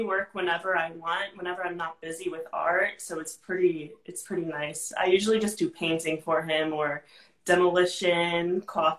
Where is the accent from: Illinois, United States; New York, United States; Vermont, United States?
New York, United States; I'm from New York. I'm 26 years old.